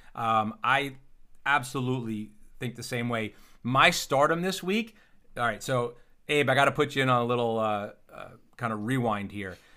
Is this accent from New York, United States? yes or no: yes; upstate New York, United States; Where I grew up, upstate New York